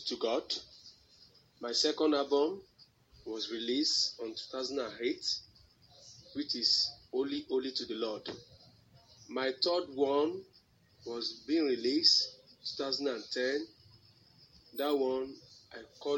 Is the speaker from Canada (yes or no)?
no; Ekiti, Nigeria; I hail from Ekiti State